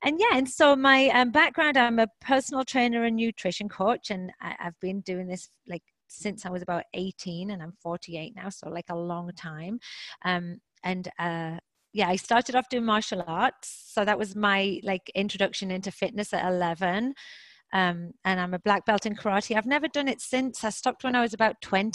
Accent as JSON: {"language": "English", "region": "England", "country": "United Kingdom", "also_born_or_lived": "Boston / Toronto", "moved": "yes", "lives_now": "Houston, United States", "said": "I am English, British, or however you want to say it, and I now live in Texas"}